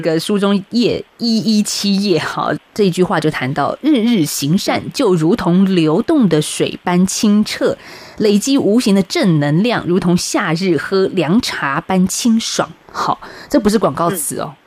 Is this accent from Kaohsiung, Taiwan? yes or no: no; Taipei, Taiwan; 我们台北人